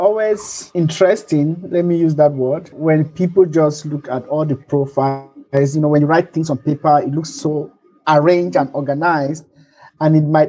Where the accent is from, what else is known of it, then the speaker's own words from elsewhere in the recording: Nigeria; also born or lived in Cameroon; So I'm Nigerian. I was born in Cameroon, so my parents were there, and I grew up with a big family.